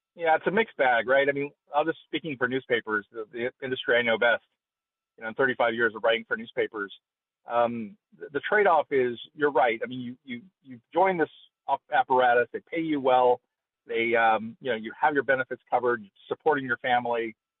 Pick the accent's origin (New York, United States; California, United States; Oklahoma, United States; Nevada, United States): California, United States; Fresno; my hometown of Fresno